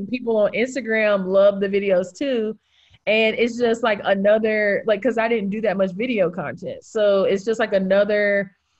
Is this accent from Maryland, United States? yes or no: no; Greensboro, North Carolina, United States; also born or lived in Charlotte / Winston-Salem / Raleigh; I was born in Greensboro. I went to college in Charlotte, went to law school in Winston, like have lived in North Raleigh, live in like RTP area